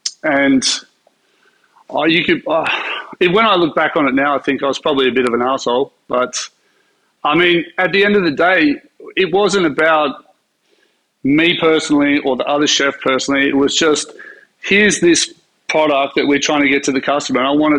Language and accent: English; Sydney, New South Wales, Australia; Well, I'm a Sydney boy. I was born in Sydney.